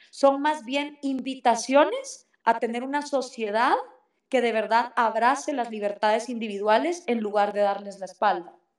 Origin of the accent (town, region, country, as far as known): Guatemala